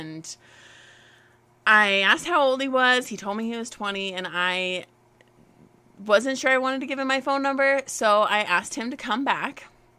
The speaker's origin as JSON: {"language": "English", "town": "Fort Collins", "region": "Colorado", "country": "United States", "tie": "born or raised there", "lives_now": "Longmont, United States", "said": "I was born and raised here in Fort Collins, and I currently live in Longmont with my husband, Ken"}